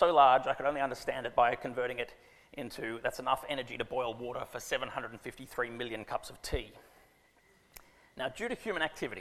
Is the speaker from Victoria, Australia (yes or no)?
no; Sydney, New South Wales, Australia; also born or lived in Canberra, Australia; I grew up on Ku'ringai land, now live on Gadigal land